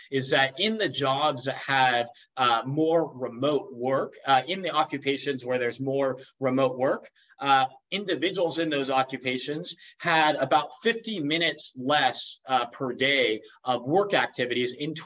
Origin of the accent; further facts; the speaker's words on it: United States; I grew up in the United States